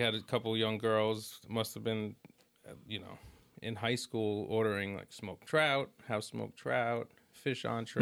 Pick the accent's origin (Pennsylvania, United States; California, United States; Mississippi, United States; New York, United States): New York, United States; New York City; also born or lived in Brooklyn; we're from Staten Island and, and New York, Brooklyn, my family